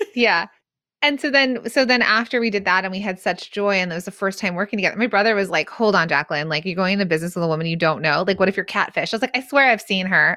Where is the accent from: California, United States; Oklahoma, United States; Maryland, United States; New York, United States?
California, United States; the San Fernando Valley; accent: Valley Girl; I'm actually from the Valley.